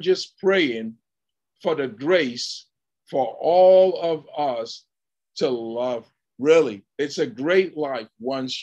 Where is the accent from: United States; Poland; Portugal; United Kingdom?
United Kingdom; England; moved away; where I grew up in England